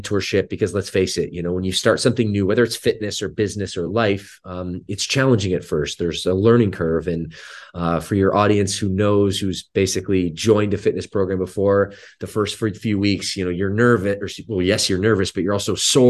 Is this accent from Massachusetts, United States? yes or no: no; Michigan, United States; also born or lived in Southeast US; We're both from the Midwest. Actually, yes. We grew up about an hour from each other in the state of Michigan. And my first 10 years were actually in the Southeast